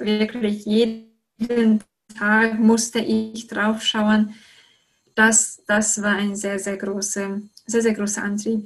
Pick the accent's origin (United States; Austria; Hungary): Hungary; German is a second language; moved away as an adult; now in Germany; ich komme aus Ungarn